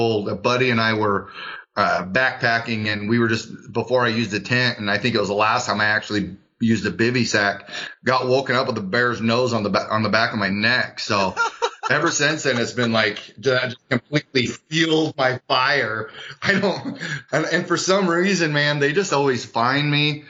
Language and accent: English; Kuna, Idaho, United States; I'm from Cuna, Idaho